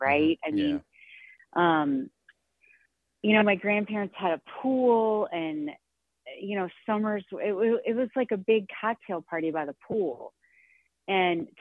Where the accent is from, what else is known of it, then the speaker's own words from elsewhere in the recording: St. Louis, Missouri, United States; I grew up in St. Louis, Missouri, just outside in a suburb.